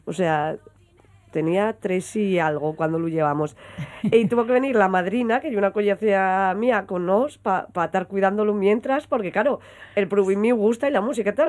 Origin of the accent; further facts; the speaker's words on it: Langreo, Asturias, Spain; nosotros somos de Benjamo y el grupo de baile estaba en Lada es decir, tenía que ir desde Penjamolada andando